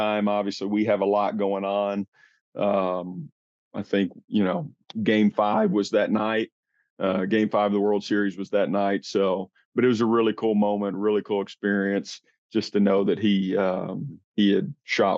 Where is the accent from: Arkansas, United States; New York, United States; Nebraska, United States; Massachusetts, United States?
Arkansas, United States; Jonesboro; moved away as an adult; now in Pennsylvania, United States; I'm originally from Arkansas, Jonesboro, Arkansas. Grew up deer and duck hunting my whole life.